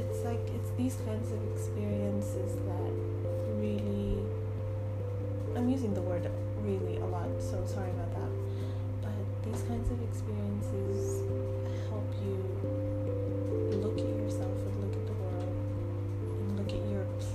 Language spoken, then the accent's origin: English; Sudan; moved away; I'm from Sudan, so I went back to Sudan, and it's the first time that I spent more than a month in my own home country for almost like 26 years.